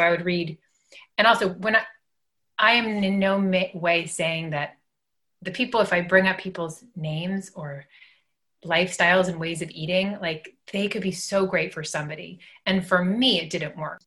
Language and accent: English; Los Angeles, California, United States; growing up in Los Angeles